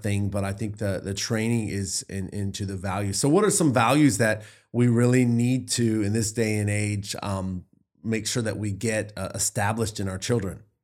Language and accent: English; the Bible Belt, Southern United States, United States; I grew up in the Bible Belt